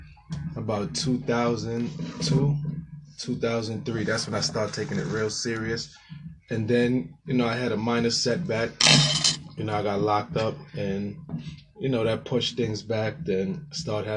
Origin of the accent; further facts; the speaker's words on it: St. Croix, U.S. Virgin Islands; we're both from the Virgin Islands. Let me shout that out. St. Croix, U.S. Virgin Islands